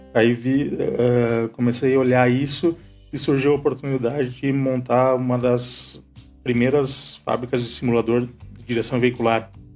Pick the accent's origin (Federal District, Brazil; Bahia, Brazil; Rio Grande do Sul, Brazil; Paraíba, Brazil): Rio Grande do Sul, Brazil; Santa Maria; moved away as an adult; also born or lived in London; now in Caxias do Sul, Brazil; Eu sou natural de Santa Maria